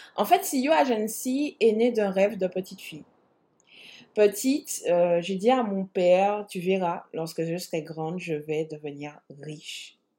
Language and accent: French; Martinique, France; je suis martiniquaise